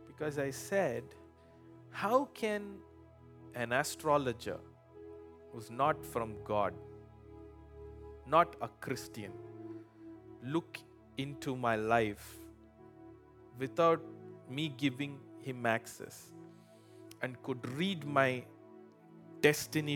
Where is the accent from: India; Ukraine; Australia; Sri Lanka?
India; now in United States; I was born premature in India, not in America